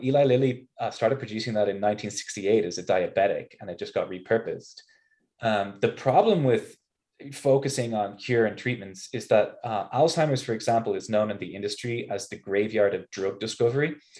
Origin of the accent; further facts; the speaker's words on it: Ireland; moved away as an adult; also born or lived in Notre Dame, Indiana, United States / East Coast, United States; now in Salt Lake City, United States; I'm an Irish biophysicist